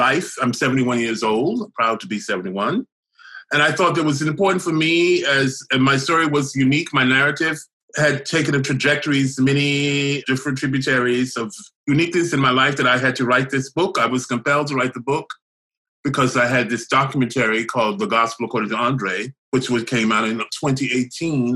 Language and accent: English; the South, United States; moved away; when I was growing up in the South